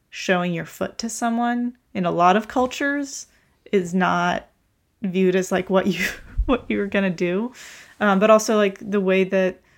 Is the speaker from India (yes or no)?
no; Russia; also born or lived in Ukraine; So I, you know, I grew up in Russia and Ukraine, and Russia and Ukraine are not known for places that are uh, that there is quite a bit of machismo uh, that happens.